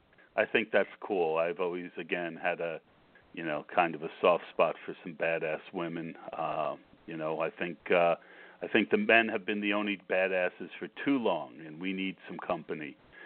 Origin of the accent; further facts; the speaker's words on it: New Jersey, United States; moved away as an adult; now in Pennsylvania, United States; I'm actually from New Jersey. But, I've lived in Pennsylvania for 10 years